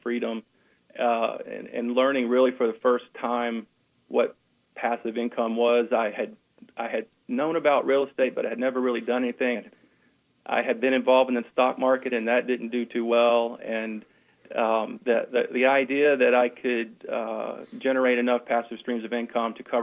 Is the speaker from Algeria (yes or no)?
no; Louisiana, United States; moved away as an adult; also born or lived in Texas; now in Houston, United States; we're originally from Louisiana